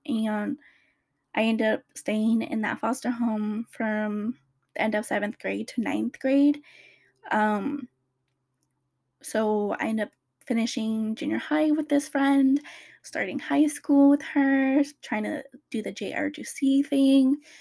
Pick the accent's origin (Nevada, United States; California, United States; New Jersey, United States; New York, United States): California, United States; Riverside, Orange County; I moved from Riverside all the way to Orange County